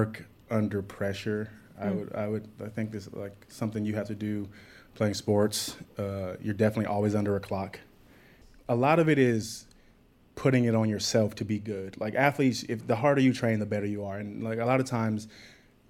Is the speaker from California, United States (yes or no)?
yes; Compton, California, United States; Compton. Grew up in Compton.